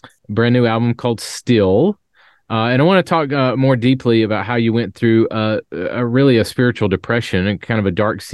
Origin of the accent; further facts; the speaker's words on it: Columbia, South Carolina, United States; Columbia, South Carolina, where I live